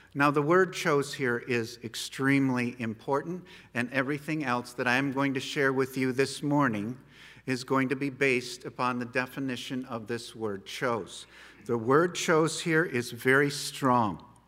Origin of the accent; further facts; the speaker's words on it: United States; No matter where we go in the world, we are American citizens